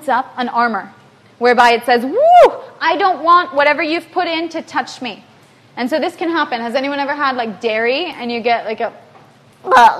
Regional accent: the middle of the United States, Midwest, United States; moved away as an adult; I grew up in the United States, in the middle of the United States

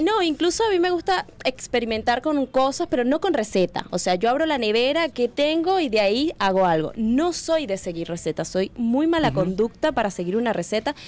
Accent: Tocuyito, Carabobo, Venezuela; moved away as an adult; also born or lived in Spain; now in Uruguay; yo vengo de un pueblo muy humilde, muy chiquitito de Venezuela, que es Tocuyito

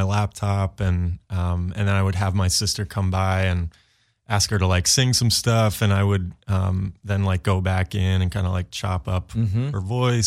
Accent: Maine, United States; moved away as an adult; also born or lived in New York; now in Los Angeles, United States; I'm from Maine originally

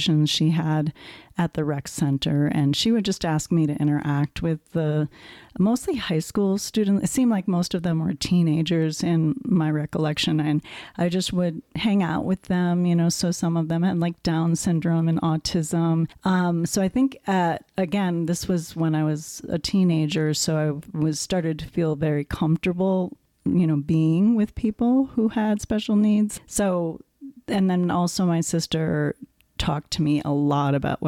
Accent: Wisconsin, United States; moved away as an adult; now in Colorado, United States; I grew up in Wisconsin

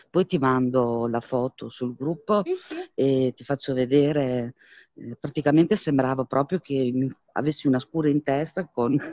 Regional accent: Vignola, Emilia-Romagna, Italy; per il centro di Vignola, perché io sono di Vignola in provincia

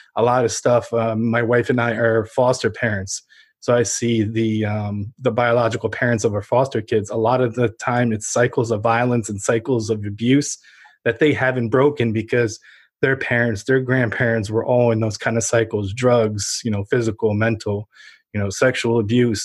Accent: Ukraine; born or raised there; now in United States

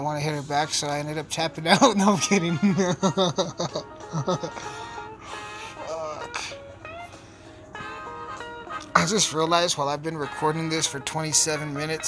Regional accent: Alamosa, Colorado, United States; my hometown.

